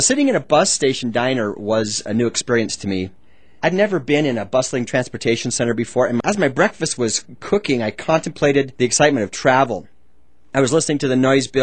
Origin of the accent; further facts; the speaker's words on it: Utah, United States; I grew up in Utah.